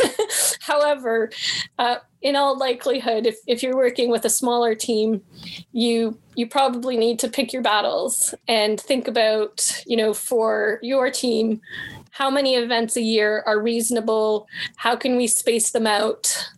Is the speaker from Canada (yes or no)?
yes; Canada; I'm Canadian.